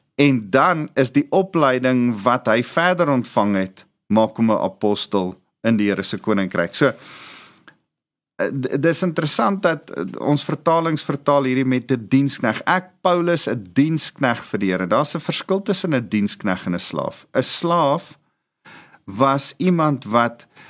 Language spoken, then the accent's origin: Afrikaans; South Africa; ons as Afrikaners